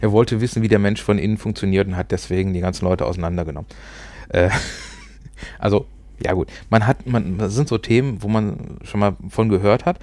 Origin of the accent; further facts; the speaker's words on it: Ruhr area, North Rhine-Westphalia, Germany; accent: Ruhrpott; Also wir sprechen kein Hochdeutsch, wir kommen aus dem Pott